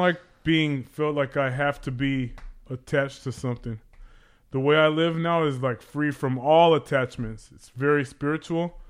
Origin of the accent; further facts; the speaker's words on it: Los Angeles, California, United States; I grew up in Pacoima